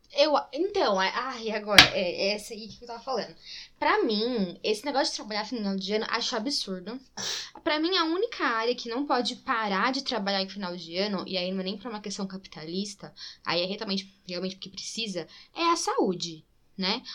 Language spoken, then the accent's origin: Portuguese; interior of São Paulo, Brazil; accent: interior (caipira R); also born or lived in Itatiba / Limeira; minha família é de Itatiba. E é por isso que eu falo. Eu morei em Limeira um tempo também, então é por isso que eu falo interior tá? Eu puxo o R um pouquinho às vezes, é, é por causa da minha vivência interior.